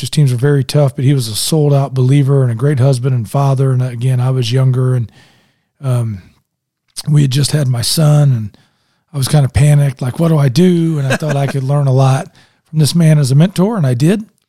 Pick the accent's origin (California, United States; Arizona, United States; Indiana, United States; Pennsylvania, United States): Indiana, United States; Indianapolis; now in Westfield, United States; I grew up in Indianapolis